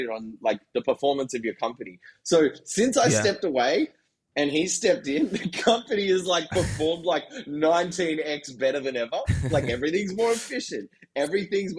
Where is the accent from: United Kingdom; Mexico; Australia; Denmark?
Australia; Sydney, New South Wales; moved away as an adult; also born or lived in San Francisco; I'm from Sydney, Australia.